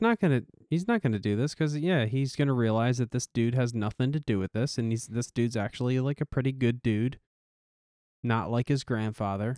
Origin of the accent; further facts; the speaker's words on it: United States; I'm an American